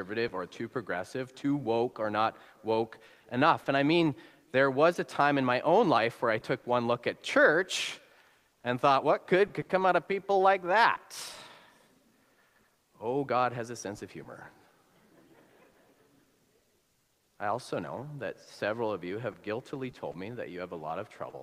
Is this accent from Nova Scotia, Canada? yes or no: no; Alberta, Canada; moved away; It's a little redneck, as we'd say, where I'm from. As I said, I'm from Alberta.